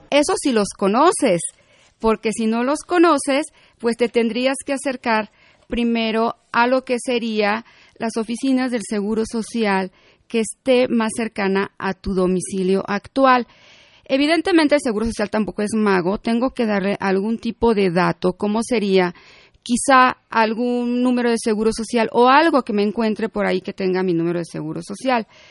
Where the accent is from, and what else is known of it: Mexico